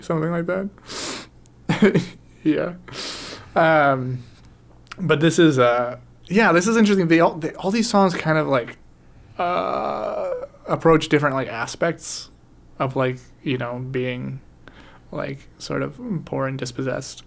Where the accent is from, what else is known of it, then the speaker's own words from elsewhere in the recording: United States; we're American